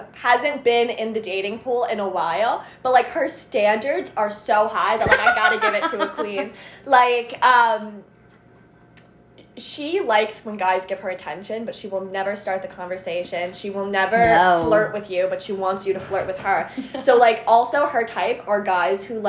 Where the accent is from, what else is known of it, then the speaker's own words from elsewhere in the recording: New Jersey, United States; we're both from North Jersey, but we went to school kind of in central South Jersey